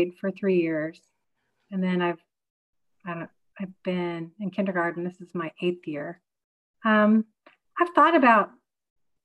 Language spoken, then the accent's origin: English; Houston, Texas, United States; moved away as an adult; now in North Carolina, United States; I was born in Houston, Texas, and I was in Texas majority of my life